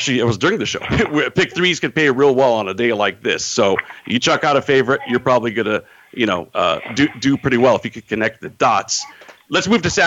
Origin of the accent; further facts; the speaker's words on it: California, United States; I am a Californian